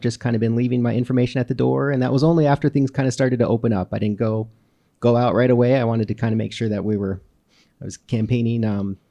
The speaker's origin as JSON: {"language": "English", "town": "Great Falls", "region": "Montana", "country": "United States", "tie": "born or raised there", "also_born_or_lived": "Missoula", "said": "I've lived in Great Falls for as long as I can remember. I was born in Missoula in 1984, so I'm going to be 36 next month"}